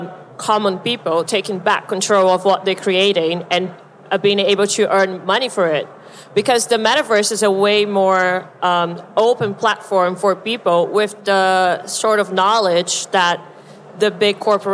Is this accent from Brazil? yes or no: yes; Brazil; also born or lived in United States; now in Europe; I'm from Brazil. And for me, I lived in the US for a long time. Now I live in Europe.